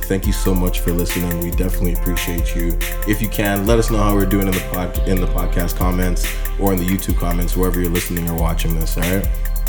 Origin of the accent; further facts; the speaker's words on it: Jamaica; I'm Jamaican.